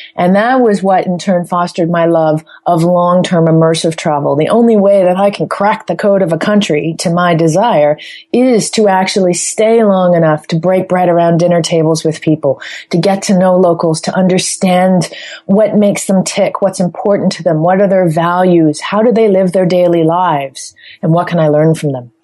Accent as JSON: {"language": "English", "town": "Toronto", "region": "Ontario", "country": "Canada", "tie": "born or raised there", "moved": "yes", "said": "my hometown is Toronto, Canada."}